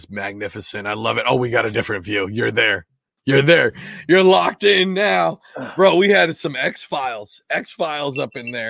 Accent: Washington, United States; moved away; also born or lived in New Jersey; I'm originally from Washington State.

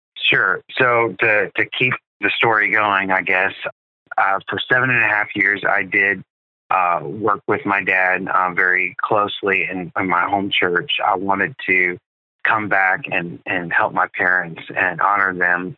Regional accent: South Carolina, United States; also born or lived in Louisiana / Andorra; I was born in Louisiana. And uh, when I was eight years old, my dad and my family, uh, we moved to South Carolina to start a church

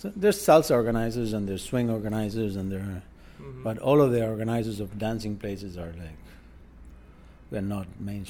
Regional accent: Buenos Aires, Argentina; English is a second language; moved away as an adult; also born or lived in Houston, Texas; now in New York, United States; I am from Buenos Aires.

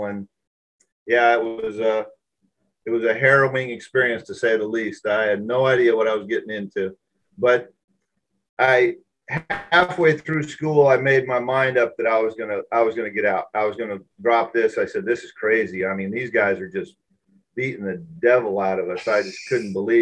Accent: Seattle, Washington, United States; moved away as an adult; I was raised in Washington State with a lot of lakes, a lot of rivers.

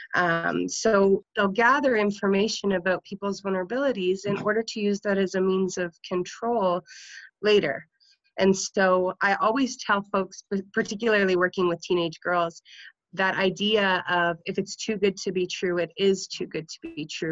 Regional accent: Niagara region, Ontario, Canada; I worked for the uh, Niagara Sexual Assault Center because I'm from the Niagara region.

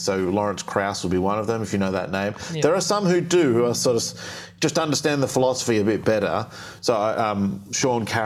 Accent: Australia; I grew up in Australia

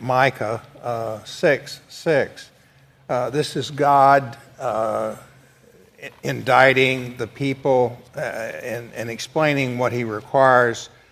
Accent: the South, United States; I'm from the South

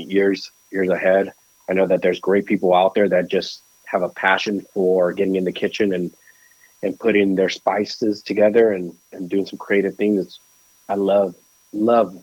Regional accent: Nicaragua; moved away; I was born in Nicaragua

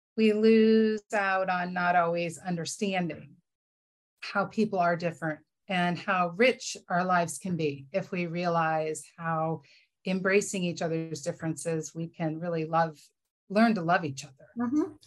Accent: Cleveland, Ohio, United States; also born or lived in Berea, Ohio; I grew up in Cleveland, Ohio

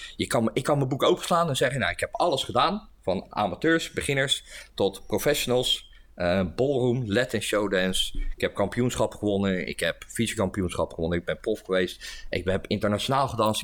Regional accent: Leiden, South Holland, Netherlands; moved away as an adult; also born or lived in Steenbergen; now in The Hague, Netherlands; ik ben geboren en getogen in Leiden. En, en ik woon nu inmiddels in Den Haag

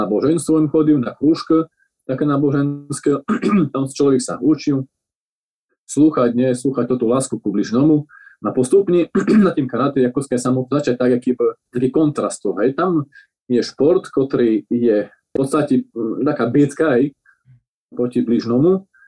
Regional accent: Medzilaborce, Prešov Region, Slovakia; ja pochádzam zo Labirce moje, priamo Labice, moje detstvo

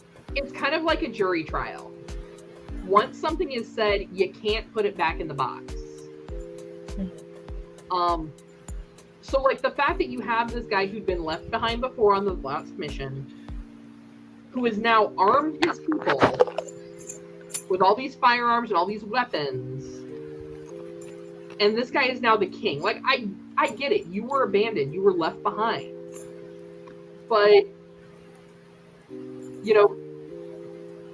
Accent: United States; I'm an American.

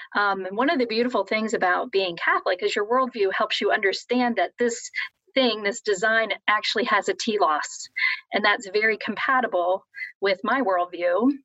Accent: Columbus, Ohio, United States; moved away as an adult; now in South Bend, United States; I'm originally from Columbus, Ohio

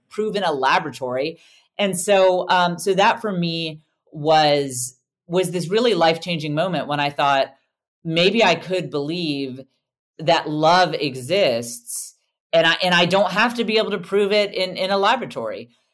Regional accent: United States; I'm an American

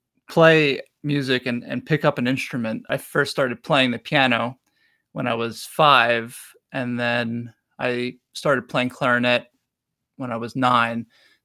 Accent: New York City, New York, United States; now in Milwaukee, United States; I grew up in Brooklyn, New York.

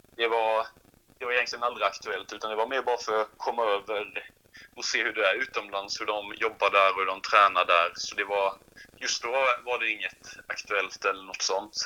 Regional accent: Sweden; på Högstorp är jag uppvuxen

